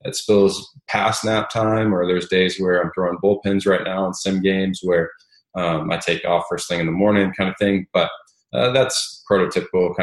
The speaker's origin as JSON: {"language": "English", "region": "Southern California", "country": "United States", "tie": "born or raised there", "also_born_or_lived": "Ohio / Knightdale, North Carolina", "moved": "as an adult", "lives_now": "Dallas, United States", "said": "I grew up in Southern California"}